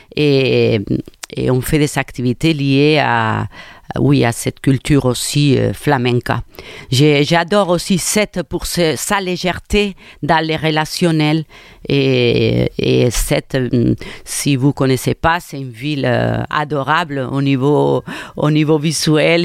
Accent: Cornellà de Llobregat, Catalonia, Spain; French is a second language; also born or lived in Nantes, France; now in Montpellier, France; Je suis euh, de Barcelone, de un quartier, on peut dire, bon, une ville de Cornellà

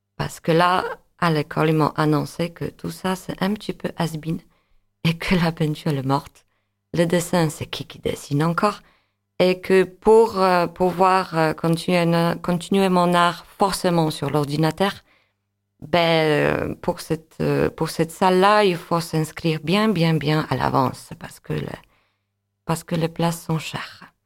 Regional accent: Łódź, Łódź Voivodeship, Poland; French is a second language; moved away as an adult; now in Montpellier, France; je suis d'origine polonaise. Euh, je suis née à Lodz, Łódź.

